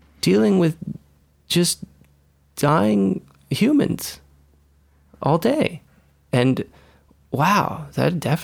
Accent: Caracas, Capital District, Venezuela; also born or lived in East Los Angeles; now in Los Angeles, United States; I grew up in Venezuela, in Caracas, Venezuela

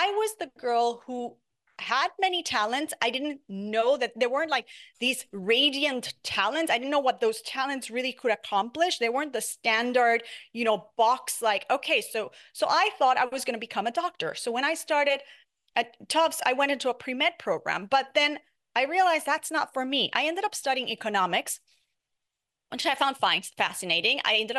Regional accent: Puerto Rico, United States; I grew up in Puerto Rico and I loved it. I loved being in the beach. I loved being in the boat.

